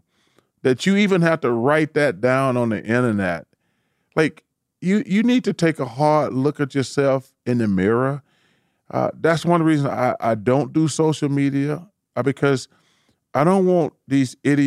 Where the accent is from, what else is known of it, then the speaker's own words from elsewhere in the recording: Alabama, United States; In Alabama, my home state.